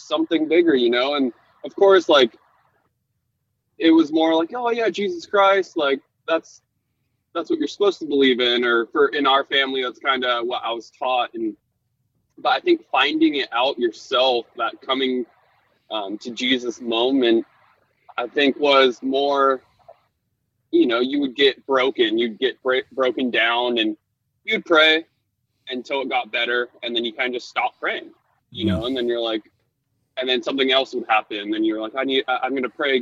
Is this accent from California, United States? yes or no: yes; Laguna Beach, California, United States; growing up in Laguna Beach